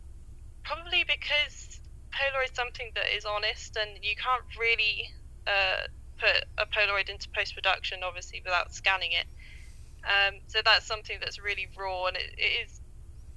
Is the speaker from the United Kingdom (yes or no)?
yes; England, United Kingdom; I'm a photographer from England